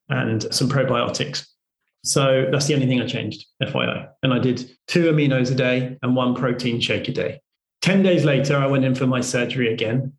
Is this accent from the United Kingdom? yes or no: yes; United Kingdom; because I'm British